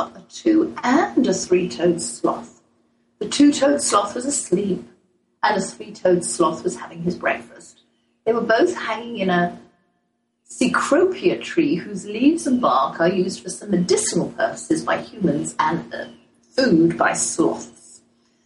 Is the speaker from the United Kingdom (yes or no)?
yes; England, United Kingdom; accent: English; now in United States; my boldest English accent